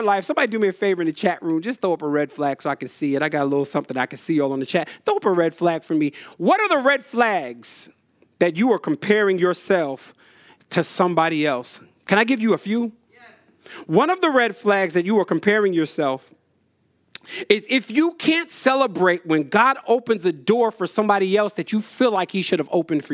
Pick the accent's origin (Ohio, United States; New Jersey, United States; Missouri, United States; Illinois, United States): New Jersey, United States; When I was a kid, I grew up in Jersey